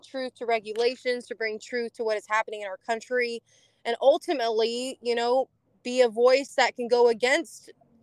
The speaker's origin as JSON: {"language": "English", "region": "California", "country": "United States", "moved": "as an adult", "lives_now": "Tennessee, United States", "said": "I came from California. Originally, we farmed over 80 years there"}